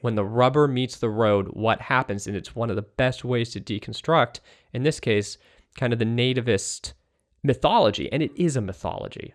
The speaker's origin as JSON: {"language": "English", "area": "East Bay, San Francisco Bay Area", "region": "California", "country": "United States", "tie": "born or raised there", "also_born_or_lived": "Australia", "moved": "as an adult", "lives_now": "Brooklyn, United States", "said": "I'm from California originally. I'm from the San Francisco Bay Area, the East Bay, the Berkeley, Oakland Hills"}